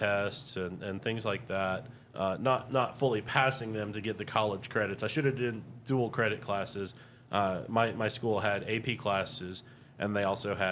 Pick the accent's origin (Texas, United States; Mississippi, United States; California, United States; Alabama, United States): Texas, United States; Houston; moved away; also born or lived in Tomball, Texas; I grew up in the Houston area mostly